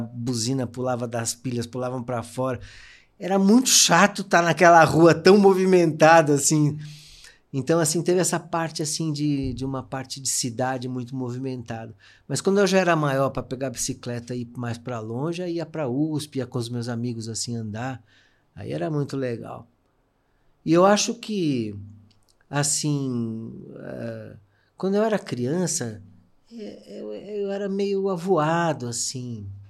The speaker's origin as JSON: {"language": "Portuguese", "region": "São Paulo", "country": "Brazil", "tie": "born or raised there", "said": "eu nasci na Teodoro Sampaio, que é uma rua hipercomercial. Minha mãe tinha uma loja lá de relógios"}